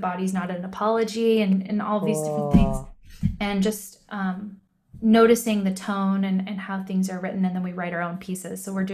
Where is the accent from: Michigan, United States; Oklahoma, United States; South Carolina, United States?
Michigan, United States; accent: Michigan; my Michigan accent